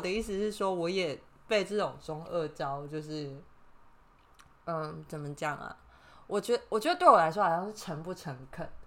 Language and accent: Chinese; Taiwan; also born or lived in Ireland; 我身为一个台湾人，这对我来说没有差